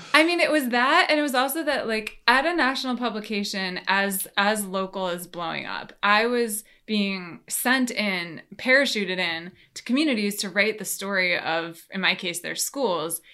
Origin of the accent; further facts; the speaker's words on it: New York, United States; moved away as an adult; now in Washington, D.C., United States; so now I live in D C, like I told you, I moved from New York. Um, it's where I grew up